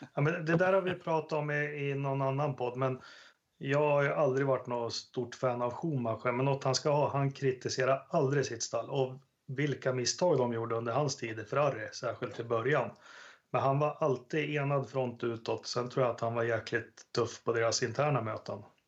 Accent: Sweden; det man skulle vilja som svensk

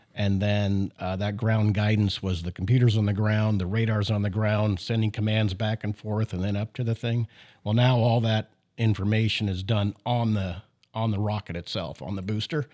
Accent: Canada; I was born in Canada

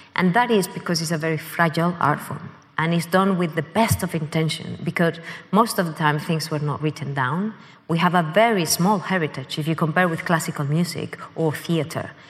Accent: Madrid, Community of Madrid, Spain; moved away as an adult; also born or lived in Canada; now in London, United Kingdom; growing up in Spain, I had been born in Canada

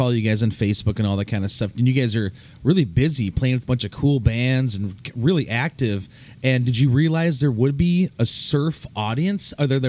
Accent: Midwest, United States; I'm from the Midwest

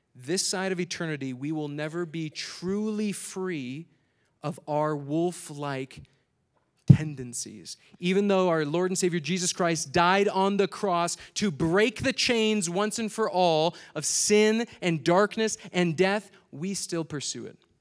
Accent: Minnesota, United States; I'm from Minnesota

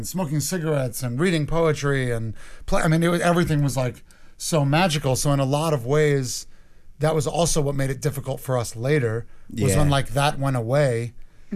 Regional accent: New York, United States; also born or lived in Portland; because I'm from New York.

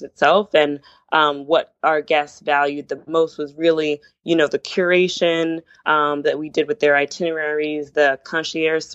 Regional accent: Southern New Jersey, United States; also born or lived in Brooklyn, New York; I grew up in Southern New Jersey, but my parents are Jamaican.

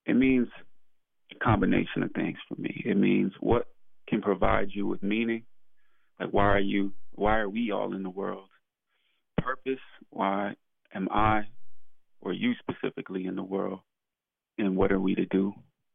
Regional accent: New York City, New York, United States; born and raised in Brooklyn, New York, in the neighborhood of Bedford-Stuyvesant

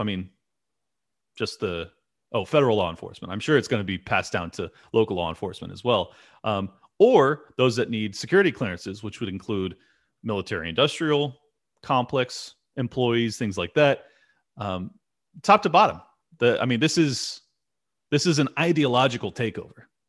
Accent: United States

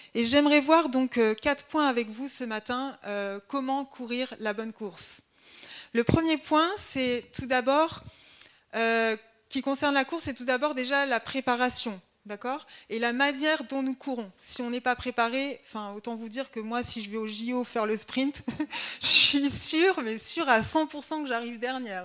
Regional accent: Grenoble, Auvergne-Rhône-Alpes, France; moved away as an adult; also born or lived in Haute-Marne; now in Dijon, France; je suis originaire de Grenoble. Euh, donc toute ma famille est grenobloise

